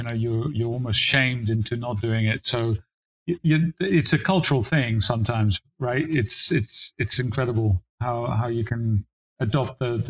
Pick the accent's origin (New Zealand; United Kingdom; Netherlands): Netherlands; now in United States; I was born in Holland